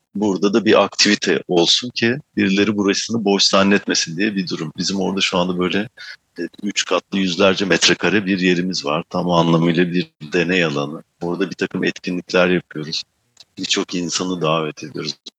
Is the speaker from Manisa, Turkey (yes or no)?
yes; Manisa, Turkey; moved away as an adult; also born or lived in Istanbul; now in Amsterdam, Netherlands; doğup büyüdüğüm yer Manisa.